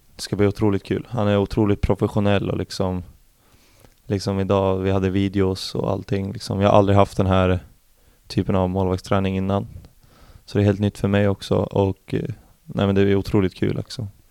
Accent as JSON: {"language": "Swedish", "town": "Arboga", "region": "Västmanland", "country": "Sweden", "tie": "born or raised there", "also_born_or_lived": "Eskilstuna", "moved": "yes", "lives_now": "Norrköping, Sweden", "said": "I Arboga södra, heter det. En liten stad där jag är ifrån."}